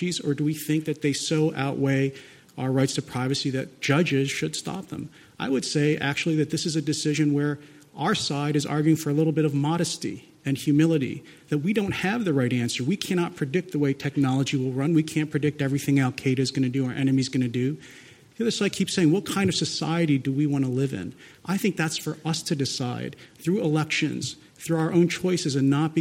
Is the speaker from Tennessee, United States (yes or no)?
no; Philadelphia, Pennsylvania, United States; moved away; we're sitting in Philadelphia. Again, I'd like to emphasize my hometown